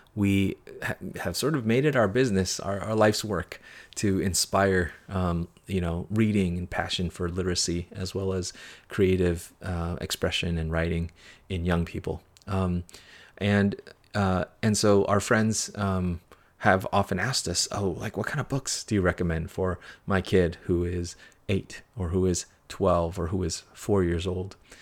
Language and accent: English; United States; as a kid growing up in America, as an immigrant